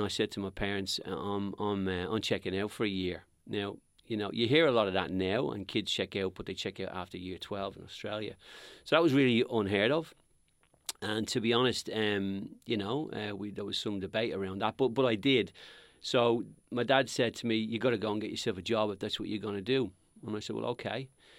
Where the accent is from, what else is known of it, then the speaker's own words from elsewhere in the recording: Dublin, Leinster, Ireland; I'm from Dublin in Ireland. The area I'm from actually is probably most famous for one Irishman, Conor McGregor. I was born and raised in a place called Crumlin, which is a very working class part of Dublin, Dublin 12.